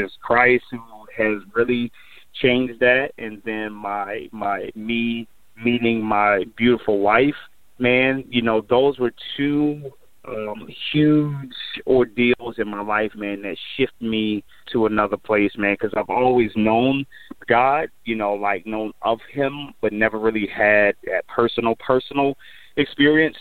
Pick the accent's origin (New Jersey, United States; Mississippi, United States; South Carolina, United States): New Jersey, United States; Elizabeth; moved away as an adult; also born or lived in Michigan; originally born and raised in Jersey, man, Elizabeth, New Jersey, and then made my way to Michigan back in 93